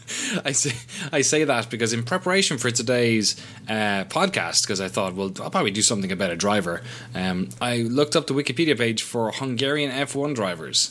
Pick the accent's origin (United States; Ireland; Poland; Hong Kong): Ireland; I'm from Ireland